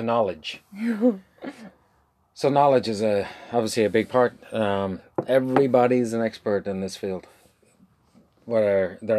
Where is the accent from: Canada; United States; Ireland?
Ireland; I'm from Ireland. We do wagons.